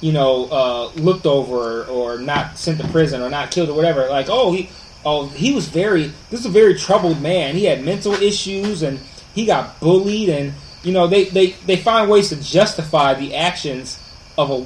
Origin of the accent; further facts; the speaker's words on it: Detroit, Michigan, United States; I went to Detroit Public Schools, I stayed in Detroit.